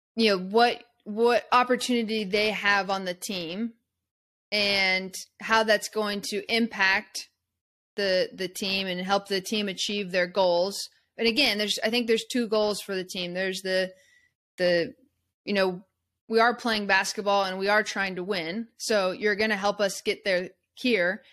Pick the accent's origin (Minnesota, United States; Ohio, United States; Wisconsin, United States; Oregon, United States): Oregon, United States; Eugene; I grew up in Eugene, Oregon